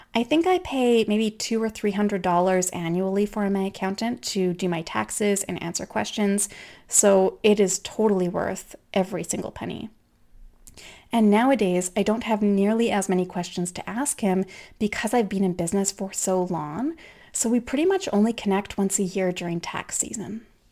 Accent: Canada; I'm Canadian

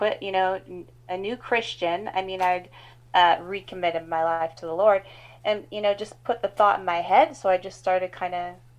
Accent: Pacific Northwest, United States; also born or lived in Kitsap Peninsula, Washington; I grew up in the Pacific Northwest

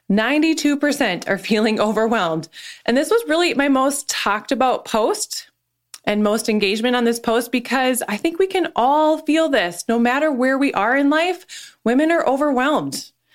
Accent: North Dakota, United States; moved away as an adult; also born or lived in Nashville, Tennessee; now in Minneapolis, United States; I was born and raised in North Dakota

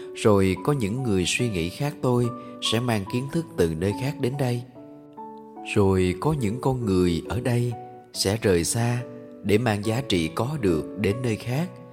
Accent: Can Tho, Vietnam; also born or lived in Ho Chi Minh City; tôi quay lại cần thơ làm việc

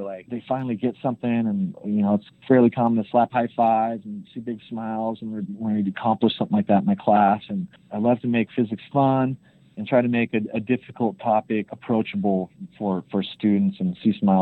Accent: Idaho, United States; I'm from Idaho, so it's a rural state.

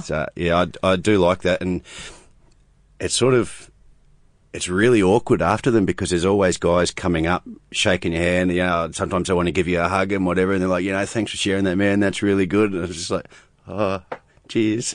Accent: New Zealand; being a Kiwi and being, um, a Māori as well

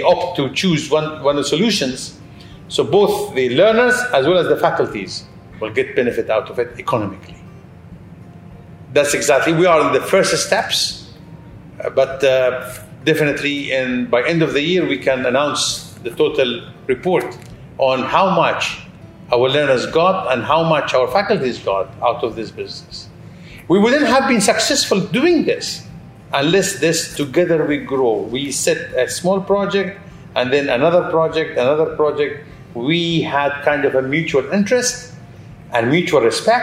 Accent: United Arab Emirates; I'm from United Arab Emirates

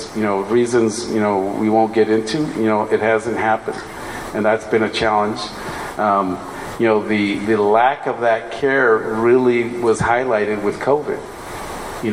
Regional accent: the Valley, Texas, United States; I'm not originally from the Valley, but I consider myself from the Valley now

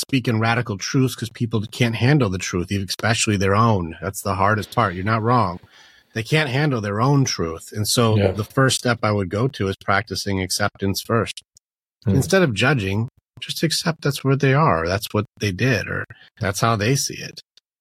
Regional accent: Detroit, Michigan, United States; moved away; also born or lived in Virginia; I grew up in Detroit

